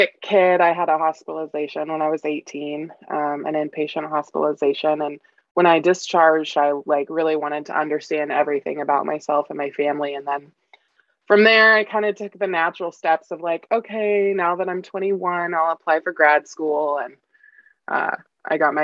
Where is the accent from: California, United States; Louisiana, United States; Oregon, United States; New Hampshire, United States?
Oregon, United States; Portland; also born or lived in Vancouver, Washington / Seattle-Tacoma, Washington; born and raised in Portland, Oregon, and across the river in Vancouver, Washington